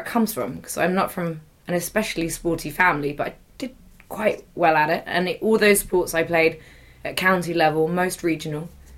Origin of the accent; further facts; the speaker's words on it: Uffculme, Devon, South West England, United Kingdom; I was born and brought up in Devon, in the deepest depths of the Southwest, on the edge of a little village called Ufcombe